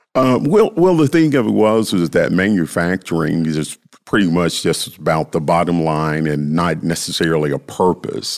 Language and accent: English; Memphis, Tennessee, United States; I grew up in South Memphis